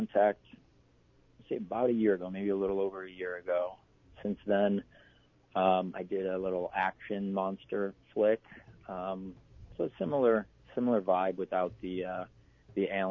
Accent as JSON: {"language": "English", "region": "Michigan", "country": "United States", "moved": "yes", "lives_now": "California, United States", "said": "I'm a Cali boy at this point. You know, I'm from Michigan. I could handle the cold winters then, but I've been here long enough"}